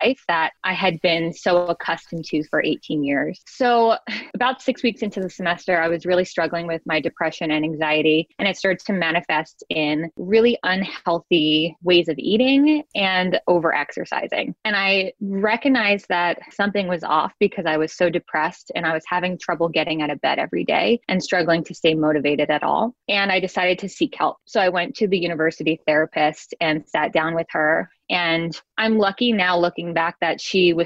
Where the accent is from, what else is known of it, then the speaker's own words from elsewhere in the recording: Long Island, New York, United States; moved away as an adult; also born or lived in Boston; originally I'm from Long Island, and I went to university up in Boston